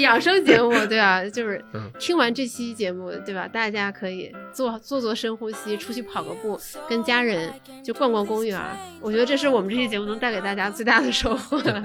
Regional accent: Northeast China, China; 咱们东北人

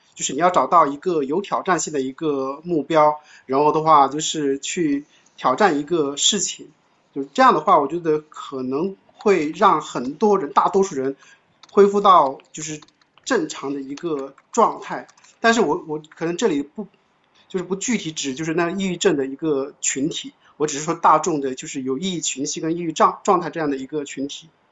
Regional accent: China; 我们中国人

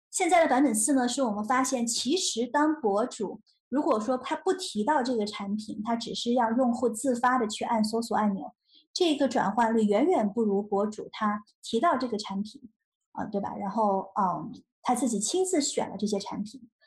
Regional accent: Shenzhen, Guangdong, China; moved away as an adult; also born or lived in Nanjing, Jiangsu; 八岁的时候移民到深圳，然后在深圳考了中国数学奥林匹克的金牌

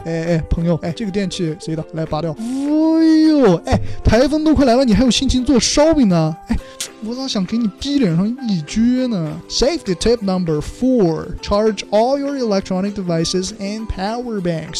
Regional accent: Xinjiang, China; accent: Xinjiang dialect; 用我们新疆话说

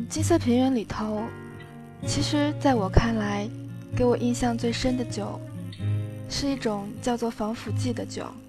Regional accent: Fujian, China; now in Beijing, China; 作为福建人，在中国的帝都

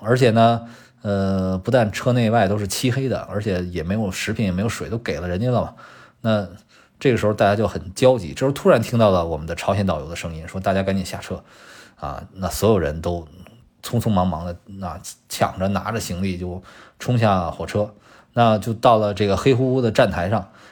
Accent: China; 作为我们中国人

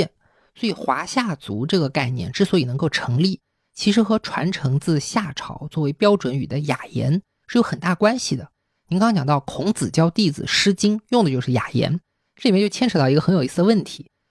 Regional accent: China; accent: Wu; 我讲的是吴方言

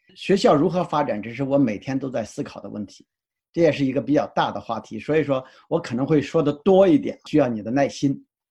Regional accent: China; now in United States; 因为我们是中国人嘛

